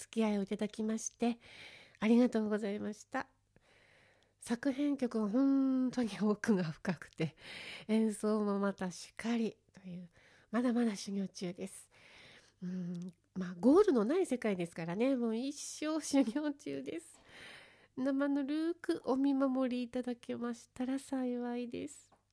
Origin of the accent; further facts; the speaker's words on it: Fukushima, Japan; 地元福島